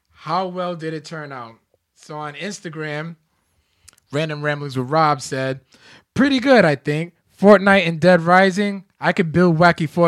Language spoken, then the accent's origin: English; Louisiana, United States; I'm from Louisiana, and 337 is my area code.